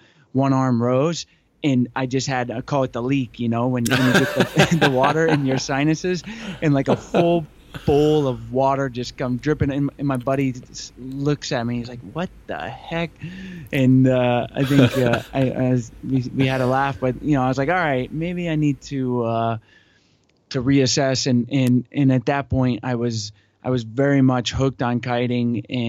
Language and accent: English; Atlanta, Georgia, United States; moved away as an adult; also born or lived in New Orleans / St. Petersburg, Florida; now in San Diego, United States; I grew up in Atlanta, but I was a gym rat. I was, and still am, very much into basketball. And being in Atlanta, you're not really thinking about the ocean too much.